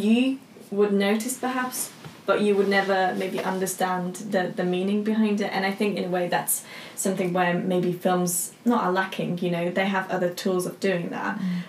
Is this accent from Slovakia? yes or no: yes; Slovakia; moved away; because I'm from Slovakia.